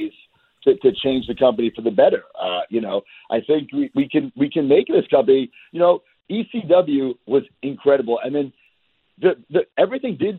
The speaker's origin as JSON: {"language": "English", "area": "Long Island", "region": "New York", "country": "United States", "said": "I'm not a New Jersey guy. I hate New Jersey. I am from Long Island"}